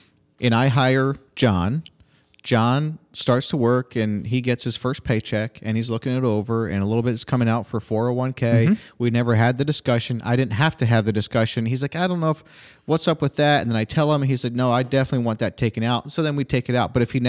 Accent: Finger Lakes, New York, United States; I grew up in the Finger Lakes area.

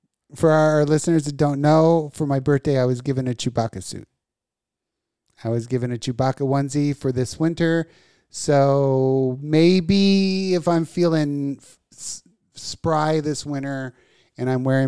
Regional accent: Las Vegas, Nevada, United States; I grew up in Vegas.

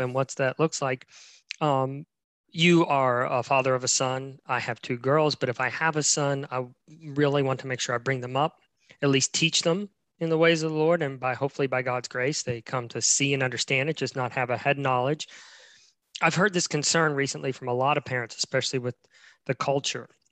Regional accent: West Virginia, United States; moved away; I'm in my home state of West Virginia.

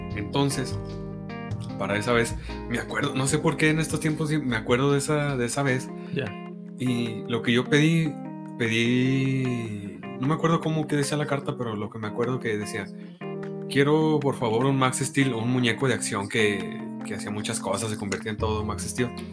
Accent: Mexico; nosotros como mexicanos

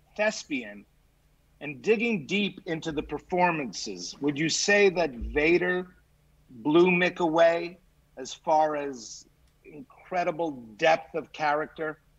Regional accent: Montreal, Quebec, Canada; I grew up in Montreal, so I grew up with uh, what was called Grand Prix Wrestling

